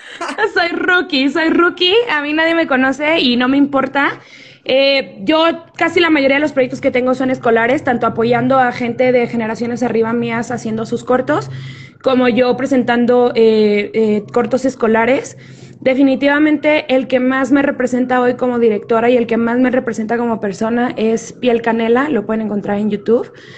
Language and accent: Spanish; Ciudad Juárez, Chihuahua, Mexico; moved away as an adult; now in Mexico City, Mexico; soy de Ciudad Juárez, soy del norte, allá viví gran parte de mi vida